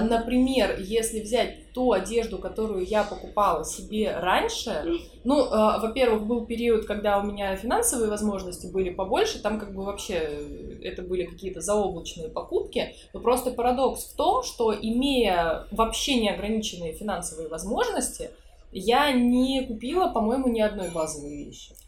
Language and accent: Russian; Saint Petersburg, Russia; я из Питера, я жила здесь все время